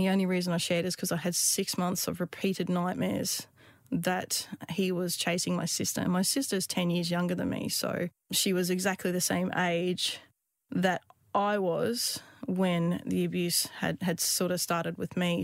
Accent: Queensland, Australia; I grew up in Queensland, uh, in the outback

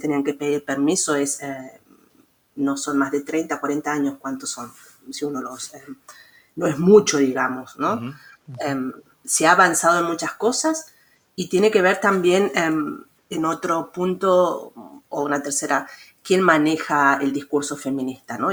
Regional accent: Mendoza, Argentina; moved away as an adult; also born or lived in San Luis, Argentina; now in Leipzig, Germany; en Argentina, en mi ciudad natal, en Mendoza

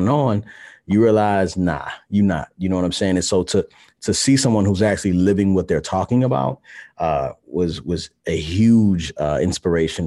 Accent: Baltimore, Maryland, United States; I'm from Baltimore, Maryland

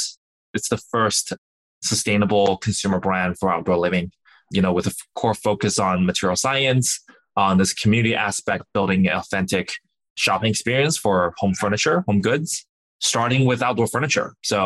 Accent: Jinyun, Zhejiang, China; born there; So I was born in China, a small town. In the Zhejiang province called Jinyun. No one has ever heard of it, but it's pretty remote. It's not very developed, but you know it's beautiful.

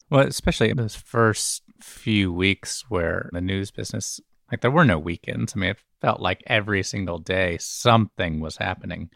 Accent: Birmingham, Alabama, United States; moved away as an adult; also born or lived in Memphis, Tennessee / Chicago / Washington, D.C. / San Francisco; I was born in Memphis, actually, and we moved to Birmingham when I was six. And so I've always claimed Alabama as my home

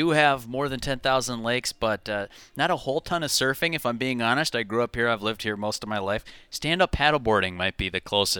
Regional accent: Bay Area, California, United States; I grew up in the Bay Area originally.

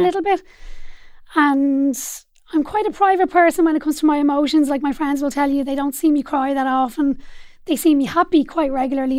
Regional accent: Dublin, Leinster, Ireland; I grew up in Dublin eight as well on a little road called Ross Road

